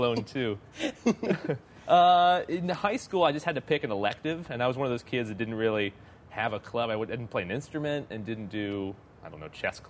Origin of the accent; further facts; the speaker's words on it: Melbourne, Florida, United States; moved away as an adult; also born or lived in Orlando, Florida; now in Los Angeles, United States; Melbourne, so not too far from here. It's on the east